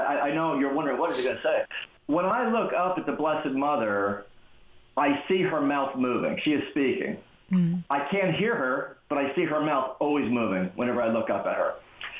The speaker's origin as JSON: {"language": "English", "region": "New York", "country": "United States", "said": "Now, I have to tell you, I'm from the Bronx, New York. Constant hustles happen really fast."}